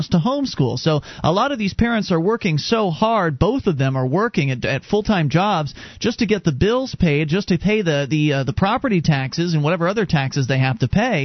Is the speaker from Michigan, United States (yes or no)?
no; Florida, United States; moved away as an adult; now in New Hampshire, United States; We moved here from Florida, where we were both born and raised